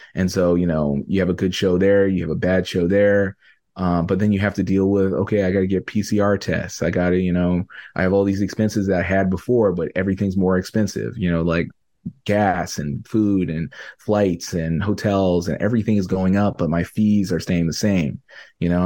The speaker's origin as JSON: {"language": "English", "country": "Canada", "said": "I'm a Canadian artist"}